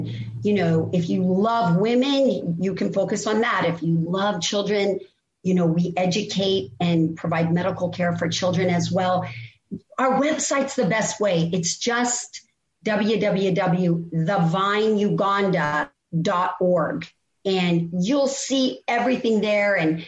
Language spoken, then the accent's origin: English; Colorado, United States; born or raised there